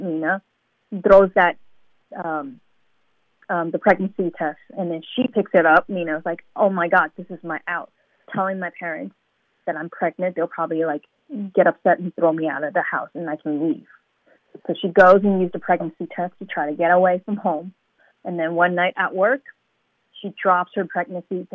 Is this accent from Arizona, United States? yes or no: no; New York City, New York, United States; also born or lived in Hong Kong; I was born in Hong Kong and I grew up in Brooklyn, New York